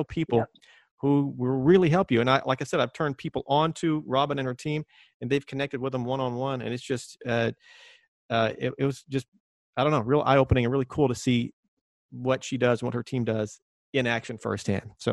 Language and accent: English; Texas, United States; a little kid growing up in Texas